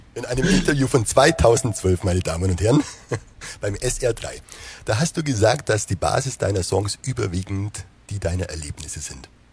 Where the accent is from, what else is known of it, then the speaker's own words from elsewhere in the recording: Wehr near Basel, Southern Black Forest, Baden-Württemberg, Germany; wenn man hier aus dem Südschwarzwald an der Schweizer Grenze kommt